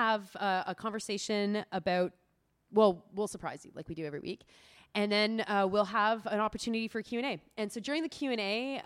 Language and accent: English; Georgetown, Ontario, Canada; my hometown of Georgetown, Ontario.